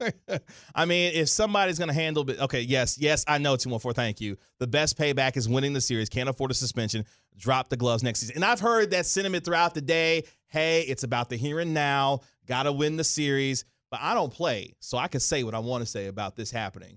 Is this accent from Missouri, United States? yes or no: yes; Kansas City, Missouri, United States; now in Dallas, United States; my hometown of Kansas City, Missouri